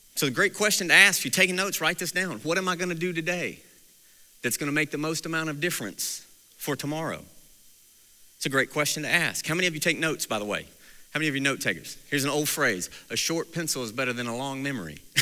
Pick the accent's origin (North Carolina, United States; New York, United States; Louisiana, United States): North Carolina, United States; Mount Airy; I grew up in Mount Airy, North Carolina